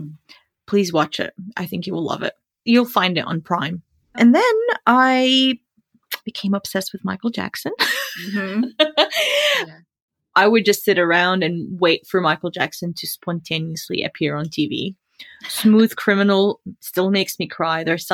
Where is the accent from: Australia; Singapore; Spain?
Australia; now in United States; because he's American and I'm Australian, Jordanian, we had to sit through a couple of immigration green card interviews.